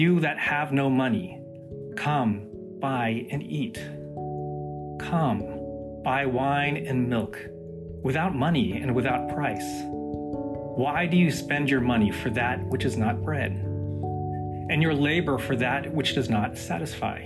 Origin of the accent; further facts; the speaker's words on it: United States; as a fellow Asian American